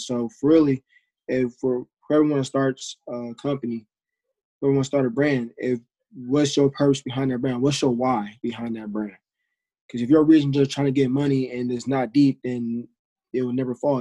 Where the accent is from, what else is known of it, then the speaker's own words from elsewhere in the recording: Bay Area, California, United States; moved away as an adult; now in Hawaii, United States; I'm from Bay Area. I go to University of Hawaii now